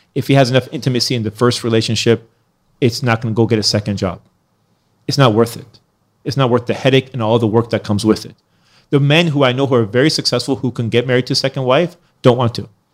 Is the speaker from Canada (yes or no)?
no; Iran; now in United States; I was born in Iran. Then I came to America